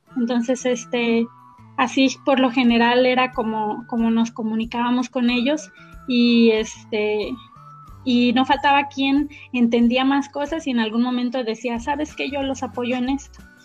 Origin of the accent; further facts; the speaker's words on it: Antúnez, Michoacán, Mexico; Yo soy originaria de un pueblito que está allá cerca de Apatzingán, que se llama Antunes. Este, allá estuve viviendo